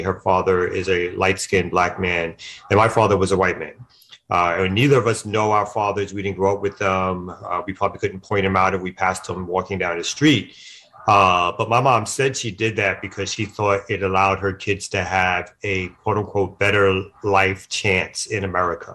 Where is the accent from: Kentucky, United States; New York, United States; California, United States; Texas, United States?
New York, United States; New York City; I'm born and raised in Brooklyn, New York, raised by my mom, me and my sister